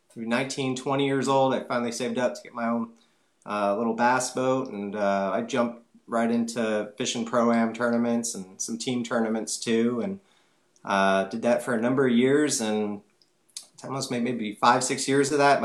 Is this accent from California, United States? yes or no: yes; Bay Area, California, United States; now in Nashville, United States; We grew up in the Bay Area, so I was close to the bay, the ocean